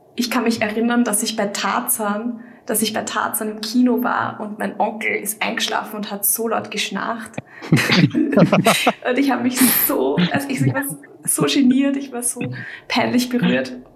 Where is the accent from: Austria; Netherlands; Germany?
Austria; Vienna; komme aus Österreich, aus Wien